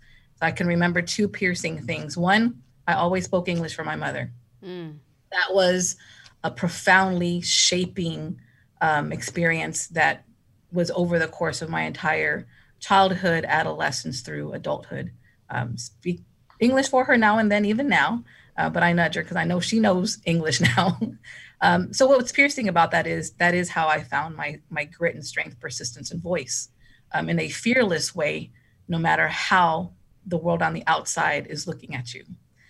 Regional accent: Aldine, Texas, United States; So I grew up here in Aldine from kindergarten through 12th grade.

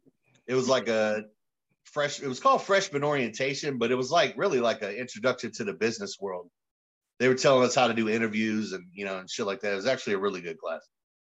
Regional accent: Raleigh, North Carolina, United States; also born or lived in Durham; I was born in Durham. {S0} Okay. {S2} Went to elementary school, finished that, and then I moved to Raleigh around sixth grade. Okay. And I grew up there.

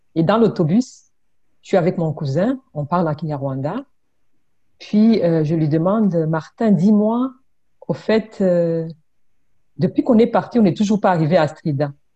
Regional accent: DR Congo; moved away as an adult; also born or lived in Burundi / Brussels, Belgium; now in Quebec, Canada; Je suis, je suis née au Burundi. OK. J'ai grandi au Congo et j'ai fait mes études universitaires à Bruxelles, en Belgique

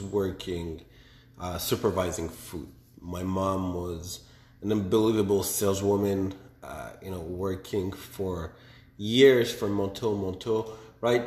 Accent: Montreal, Quebec, Canada; born and raised in Montreal

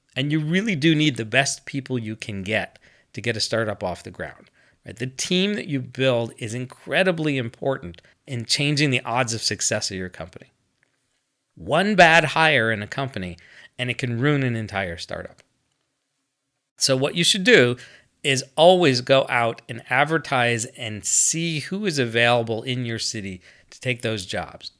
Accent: United States; I'm American

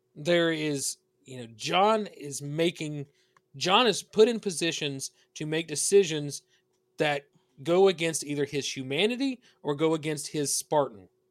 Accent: the South, United States; accent: southern; you hear the accent. I'm from the South.

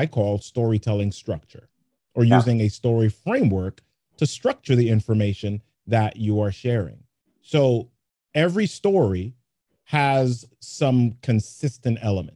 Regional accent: New York City, New York, United States; I grew up in the Bronx

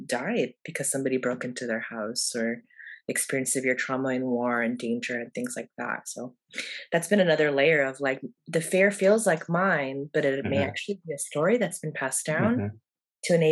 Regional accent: United States; we Americans

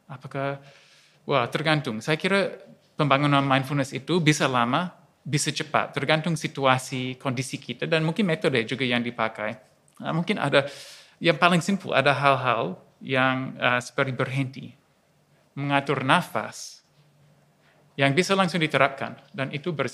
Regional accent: Australia; moved away as an adult; now in Yogyakarta, Indonesia; Ya, perkenalkan saya uh … asli dari Australia, tapi tujuh tahun ini tinggal di Indonesia, di Jogja

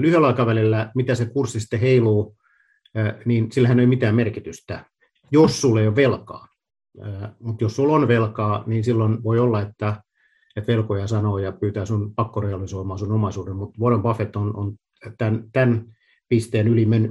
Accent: Luvia, Satakunta, Finland; moved away as an adult; also born or lived in Pori / Vaasa; Mä oon kotoisin porja Rauman välistä sellaisesta pienestä paikasta kuin Luvia, käynyt koulut Porissa

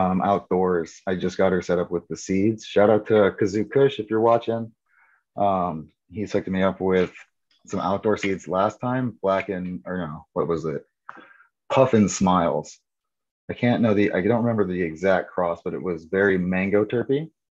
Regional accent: United States; born there; So I was born in the United States

